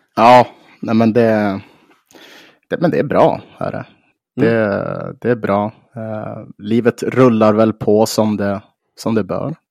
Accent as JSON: {"language": "Swedish", "town": "Umeå", "region": "Västerbotten County", "country": "Sweden", "tie": "born or raised there", "said": "på Marieberg och Mariehem där jag är uppvuxen."}